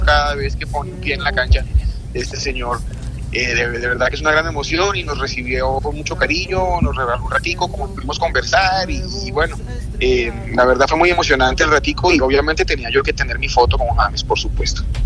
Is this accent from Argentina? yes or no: no; Colombia; nuestro país